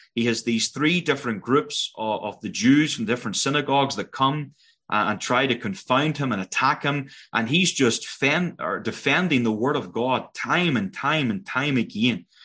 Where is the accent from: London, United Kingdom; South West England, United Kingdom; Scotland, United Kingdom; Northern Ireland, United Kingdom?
Northern Ireland, United Kingdom; moved away as an adult; now in Prince George, Canada; you'll know by my accent that I'm not Canadian. Originally born in Northern Ireland